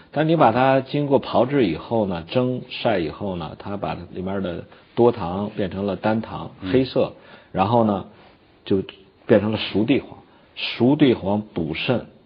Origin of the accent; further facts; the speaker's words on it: China; 我们中国人追求的这种善终